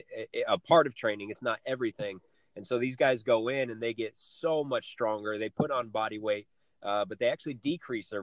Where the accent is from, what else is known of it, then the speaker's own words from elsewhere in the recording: Flagstaff, Arizona, United States; moved away; Northern Arizona, back to my hometown